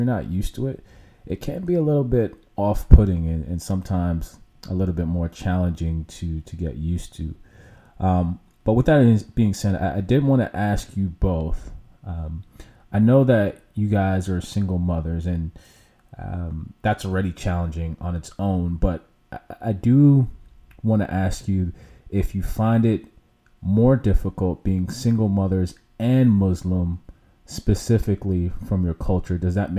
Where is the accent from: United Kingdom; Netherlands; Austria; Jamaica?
Jamaica; I'm Jamaican, so I pretty much grew up in a westernized kind of upbringing, culture, if you will.